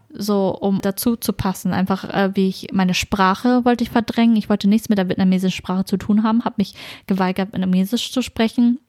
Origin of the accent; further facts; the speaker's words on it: small town in Schleswig-Holstein, Germany; Also ich bin ja im Norden aufgewachsen, das ist eine sehr kleine Stadt